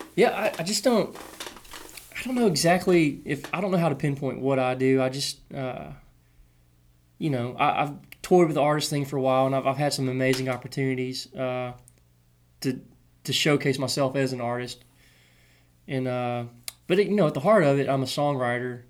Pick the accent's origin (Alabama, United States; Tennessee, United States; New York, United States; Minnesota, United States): Tennessee, United States; Clarksville; I grew up in Clarksville, which is an hour from Nashville